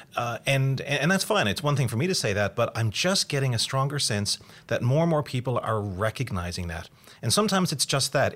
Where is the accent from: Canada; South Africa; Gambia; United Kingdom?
Canada; I am Canadian